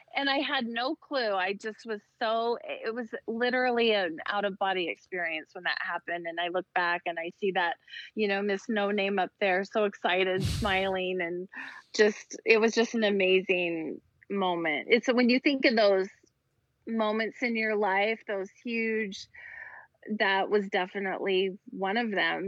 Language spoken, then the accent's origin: English; Idaho, United States; I grew up in Idaho, so it wasn't a huge pageant state